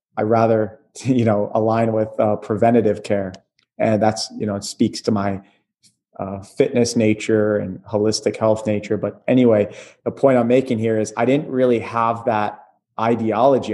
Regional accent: Atlantic City, New Jersey, United States; moved away; Moving out of Jersey, my hometown, Atlantic City area

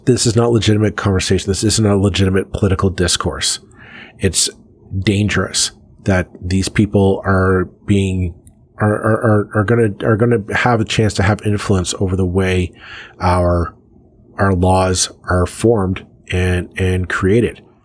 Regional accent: Canada

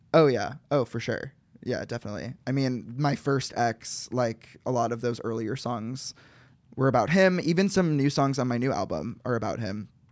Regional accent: Chicago, Illinois, United States; I'm from Chicago

